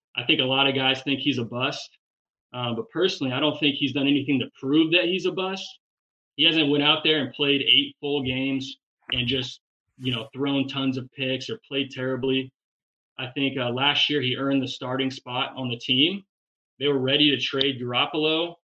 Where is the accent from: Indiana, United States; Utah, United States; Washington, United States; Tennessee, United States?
Washington, United States; now in Phoenix, United States; I grew up in Washington.